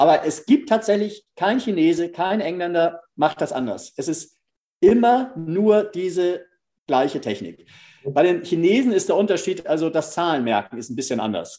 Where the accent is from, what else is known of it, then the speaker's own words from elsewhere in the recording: Northern Germany, Germany; als Norddeutscher